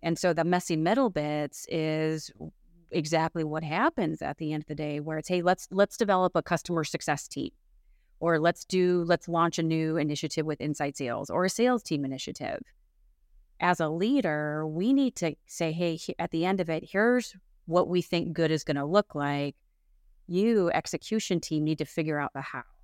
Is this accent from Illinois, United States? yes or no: yes; Chicago, Illinois, United States; also born or lived in West Coast of the United States; now in West Coast, United States; I'm originally from the Midwest of the United States, so the Chicagoland area